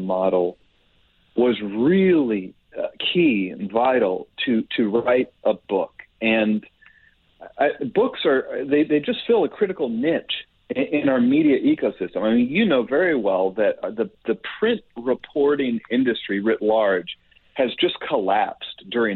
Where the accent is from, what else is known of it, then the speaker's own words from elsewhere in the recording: Kansas City, Missouri, United States; moved away as an adult; also born or lived in Washington, D.C.; I live in Kansas City. I was born and raised in Kansas City